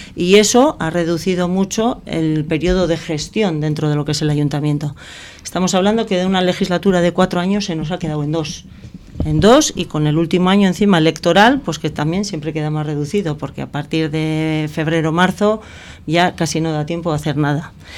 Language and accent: Spanish; Sestao, Basque Country, Spain; soy nacida hace 53 años en Chavarri, en Sestao, donde prácticamente pues hice toda mi juventud